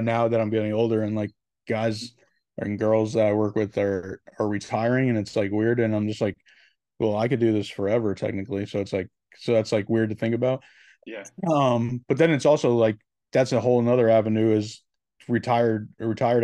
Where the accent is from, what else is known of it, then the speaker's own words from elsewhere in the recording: Connecticut, United States; I'm from Connecticut